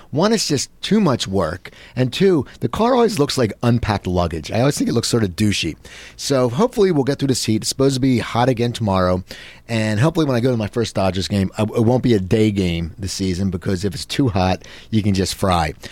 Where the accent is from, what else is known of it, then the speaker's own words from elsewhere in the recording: Philadelphia, Pennsylvania, United States; me growing up in Philadelphia